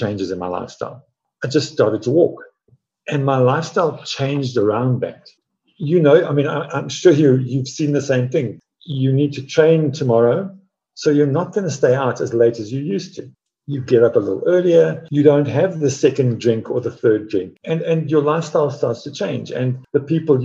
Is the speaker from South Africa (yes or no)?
yes; South Africa; I grew up in Africa, running in the veld, barefoot